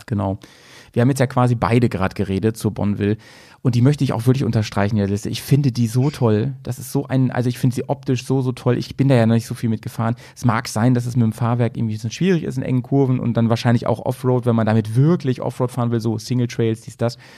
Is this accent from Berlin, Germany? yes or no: no; near Hanover, Lower Saxony, Germany; now in Bremen, Germany; in meiner alten Heimat, also in der Nähe von Hannover